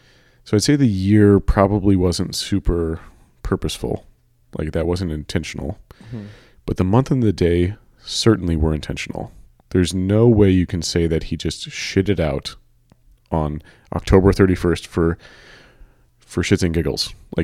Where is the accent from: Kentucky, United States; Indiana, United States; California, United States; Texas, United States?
California, United States; San Francisco; by the way, I'm from San Francisco, so I gotta clarify this.